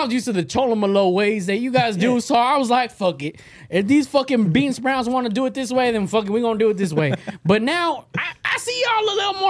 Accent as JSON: {"language": "English", "region": "Okinawa", "country": "Japan", "tie": "born there", "said": "I was born in Japan. Akinawa, motherfuckers."}